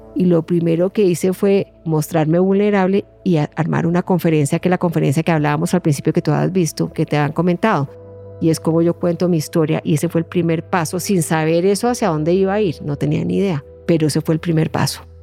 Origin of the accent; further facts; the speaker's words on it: Colombia; moved away as an adult; now in Ireland; mi dificultad era el haber perdido esos vínculos afectivos y de cariño y de protección que uno tiene en un entorno como el colombiano, de, propios de una familia colombiana